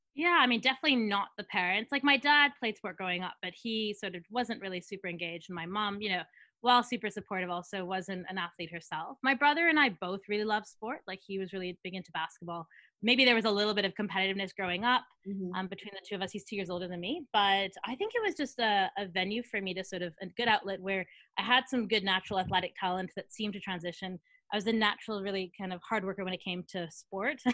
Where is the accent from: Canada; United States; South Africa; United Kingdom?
Canada; Edmonton, Alberta; moved away as an adult; also born or lived in Thunder Bay, Ontario; now in Sydney, Australia; so from Canada. Um, although I've lived in uh, in Australia for probably ten of the last thirteen years. So even though you know I'm from Edmonton, Alberta is where home